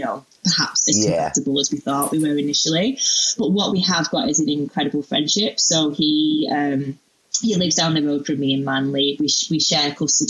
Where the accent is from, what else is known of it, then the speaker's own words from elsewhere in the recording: United Kingdom; moved away as an adult; now in Australia; I'm a Brit